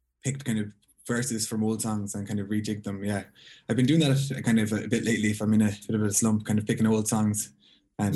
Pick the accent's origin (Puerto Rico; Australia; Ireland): Ireland; Galway, Connacht; also born or lived in Belmullet; I'm from Galway, but I moved to Belmullet.